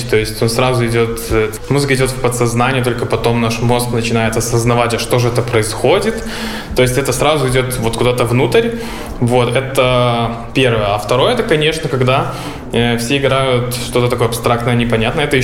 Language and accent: Russian; Belarus; moved away; Э, из Беларуси я, получается, переехал почти уже 4 месяца назад.